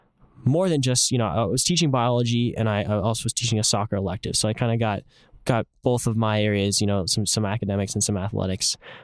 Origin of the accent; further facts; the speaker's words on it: San Jose, California, United States; for me, I think especially growing up in San Jose, it's a place where there's a lot of inequality. It's the heart of Silicon Valley.